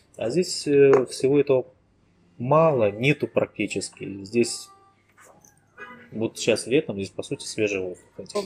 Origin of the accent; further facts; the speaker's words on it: Ussuriysk, Primorsky Krai, Russia; also born or lived in India / Moscow / Japan; now in Tuva, Russia; Родом я с Дальнего Востока, Приморский край, город Суриск такой маленький тихий городишко в 100 километрах от э, бурного Владивостока